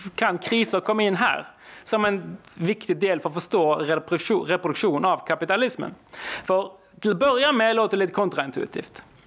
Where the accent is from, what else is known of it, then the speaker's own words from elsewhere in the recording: Norway; Swedish is a second language; Jag är alltså från Norge